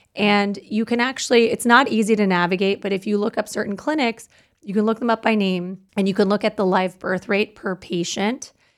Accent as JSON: {"language": "English", "country": "Canada", "moved": "yes", "lives_now": "United States", "said": "I'm Canadian"}